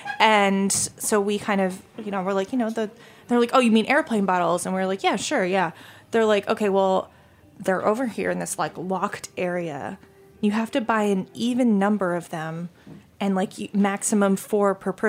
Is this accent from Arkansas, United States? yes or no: no; Maine, United States; I grew up in Maine